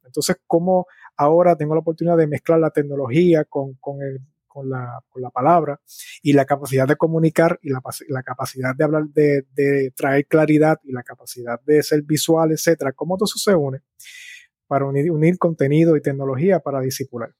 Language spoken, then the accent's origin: Spanish; Bayamón, Puerto Rico; also born or lived in San Juan, Puerto Rico / Cataño, Puerto Rico; yo nací en San Juan, Puerto Rico, y dónde me crié es interesante